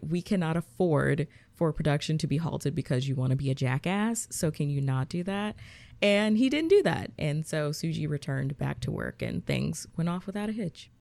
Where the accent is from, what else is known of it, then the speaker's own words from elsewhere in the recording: Georgia, United States; I'm from Georgia, so snow wasn't something that we really get